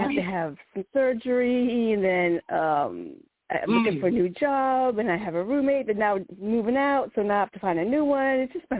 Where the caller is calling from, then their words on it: Virginia, United States; I'm calling … from Virginia.